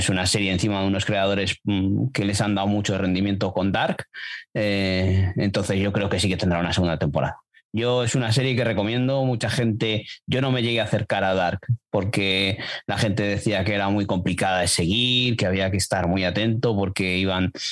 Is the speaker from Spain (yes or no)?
yes; Castile, Spain